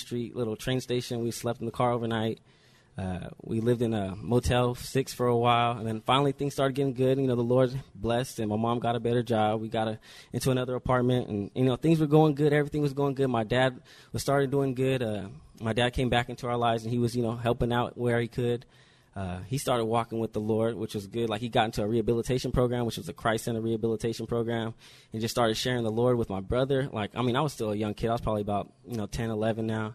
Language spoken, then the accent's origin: English; Riverside, California, United States; also born or lived in New Jersey; I was born in New Jersey on the East Coast, and I moved to Riverside as a little baby